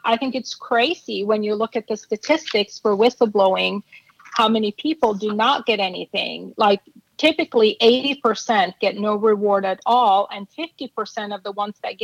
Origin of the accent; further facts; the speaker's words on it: Norway; moved away; I'm from Norway